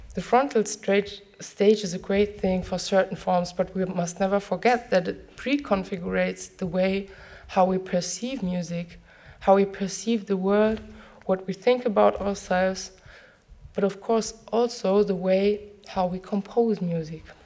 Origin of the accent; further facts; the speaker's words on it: near Frankfurt, Hesse, Germany; I was growing up near Frankfurt